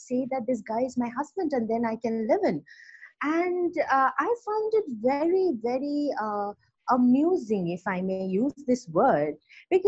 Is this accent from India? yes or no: yes; West Bengal, India; moved away as an adult; also born or lived in Kolkata; now in Bangalore, India; I am a Bengali